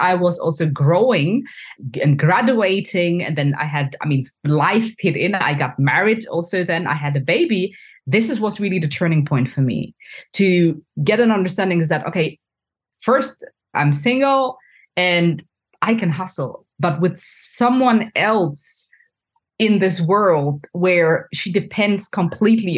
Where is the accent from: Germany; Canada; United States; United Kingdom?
Germany; Hanover, Lower Saxony; moved away as an adult; also born or lived in France; I'm originally from Ghana, and I was born and raised in Hanover, Germany.